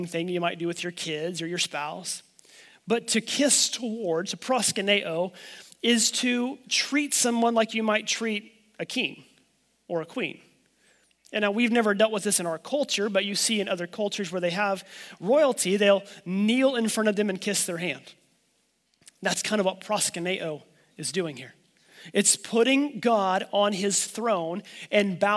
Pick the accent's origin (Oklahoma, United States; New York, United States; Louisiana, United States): Oklahoma, United States; I'm from Oklahoma